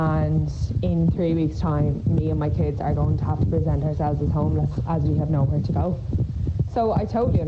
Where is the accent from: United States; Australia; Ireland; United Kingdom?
Ireland; I'm an Irish citizen. I have two small kids.